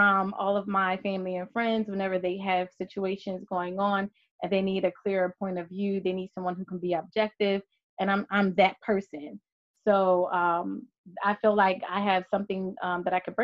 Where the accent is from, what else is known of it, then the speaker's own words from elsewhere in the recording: Philadelphia, Pennsylvania, United States; born and raised in Philadelphia